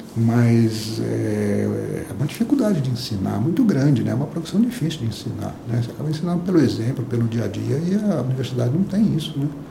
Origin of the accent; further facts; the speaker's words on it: southern Minas Gerais, Brazil; eu sou do sul de Minas, uma cidade na época muito menor que é hoje